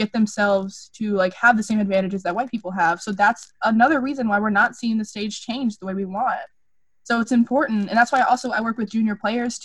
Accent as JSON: {"language": "English", "town": "Grand Prairie", "region": "Texas", "country": "United States", "tie": "born or raised there", "said": "I grew up in Grand Prairie, and I grew up, it's ridiculous, but I grew up in, like, the poorer area"}